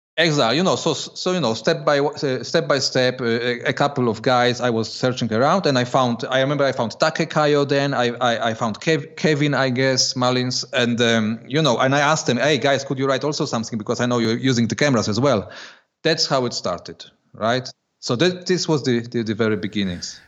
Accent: Poland; moved away as an adult; now in Switzerland; I was born in, and, and lived till I was twenty years old in Poland

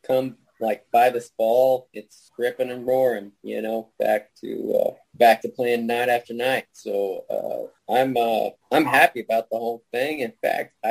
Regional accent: New Braunfels, Texas, United States; I was born in New Braunfels

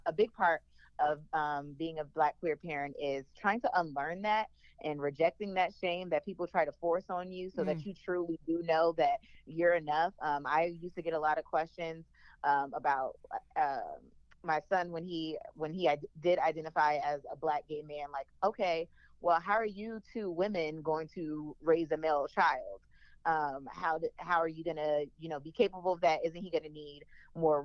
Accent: New Orleans, Louisiana, United States; I'm from New Orleans

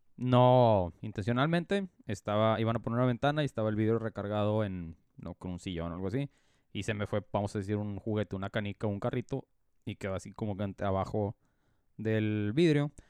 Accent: Mexico; ninguno teníamos los papeles en regla como buenos mexicanos

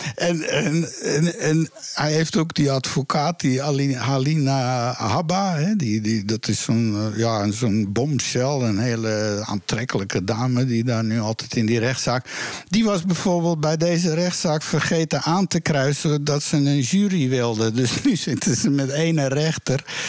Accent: Amsterdam, North Holland, Netherlands; Zo ben ik in Amsterdam geboren

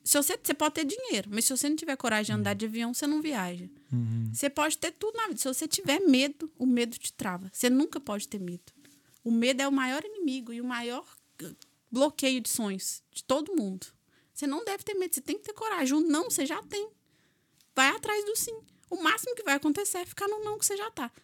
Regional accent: Minas Gerais, Brazil; accent: mineiro; moved away as an adult; now in Ireland

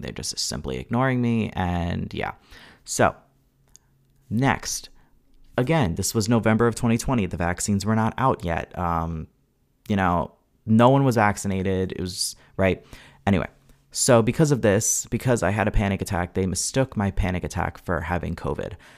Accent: Long Island, New York, United States; also born or lived in Hudson Valley, New York; I'm from Long Island, Long Island filmmakers

